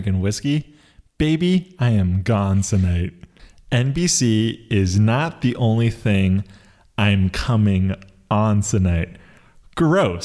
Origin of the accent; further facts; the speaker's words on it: New York, United States; I'm from New York, and I'm always going to have that New York pride